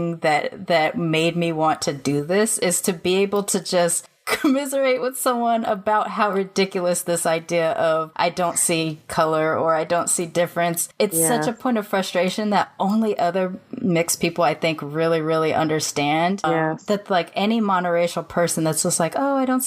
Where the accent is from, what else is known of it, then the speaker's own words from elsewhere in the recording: United States; they ask you where you're from, you say America